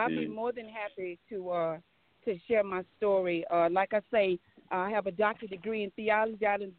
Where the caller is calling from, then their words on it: Anchorage, Alaska, United States; I am actually calling from Anchorage, Alaska.